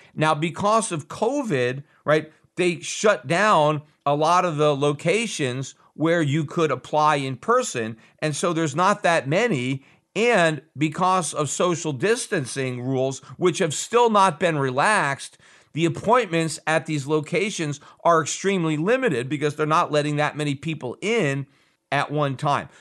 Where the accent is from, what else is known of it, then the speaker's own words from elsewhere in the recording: United States; as an American